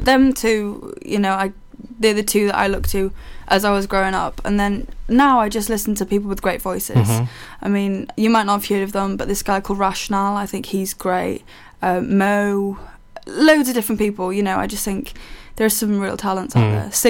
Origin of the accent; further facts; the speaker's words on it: Haverfordwest, Wales, United Kingdom; I'm a 20-year-old singer-songwriter from Haverfordwest, Pembrokeshire.